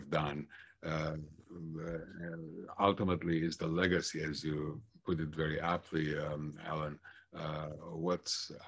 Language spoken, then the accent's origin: English; Bucharest, Romania; moved away as an adult; also born or lived in Minnesota; now in United States; I was born and raised in Bucharest, Romania, which at the time was a communist country.